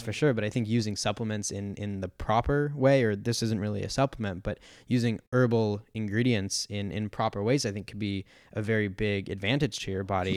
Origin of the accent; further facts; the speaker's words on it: San Diego, California, United States; I grew up in San Diego